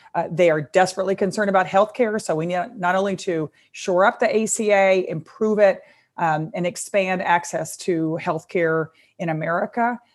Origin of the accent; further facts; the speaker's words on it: Texas, United States; my home state of Texas